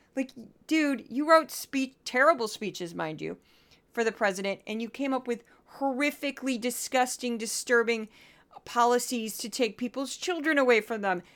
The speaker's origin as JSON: {"language": "English", "region": "Missouri", "country": "United States", "tie": "born or raised there", "said": "growing up in Missouri"}